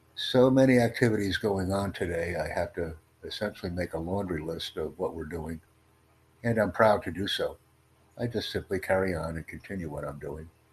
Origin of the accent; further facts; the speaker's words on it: United States; I'm from the United States